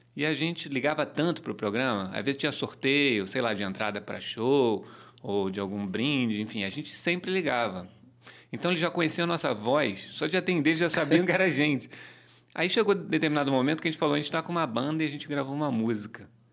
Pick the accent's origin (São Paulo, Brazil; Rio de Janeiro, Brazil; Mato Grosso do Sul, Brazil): Rio de Janeiro, Brazil; eu nasci na rua Carvalho Alvim, na Tijuca, perto da rua Uruguai, ali na zona norte do Rio de Janeiro